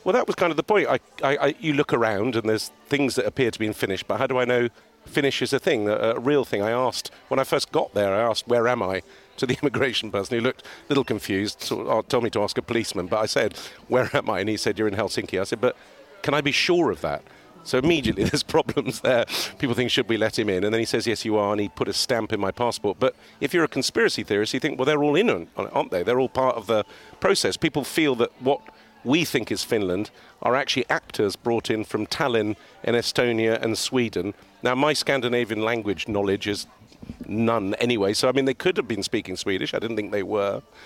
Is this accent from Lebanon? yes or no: yes; Beirut, Beirut Governorate, Lebanon; now in Cheltenham, United Kingdom; I grew up in Beirut in the middle of a civil war, quite an exciting life.